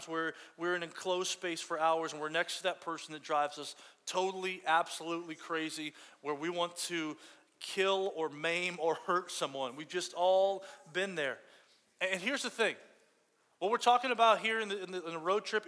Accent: Fort Myers, Florida, United States; I grew up in Fort Myers, Florida, way down there in Fort Myers, like way down in the coast of Florida

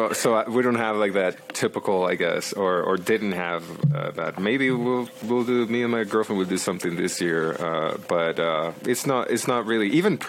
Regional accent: Mexico; born there; because my dad's from Mexico. I was born in Mexico too.

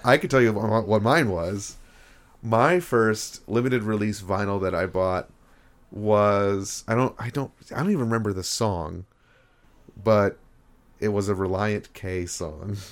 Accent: Rochester, New York, United States; also born or lived in Parkersburg, West Virginia; now in Buffalo, United States; I'm from Rochester, New York, but my parents are from, both from the Parkersburg, West Virginia area

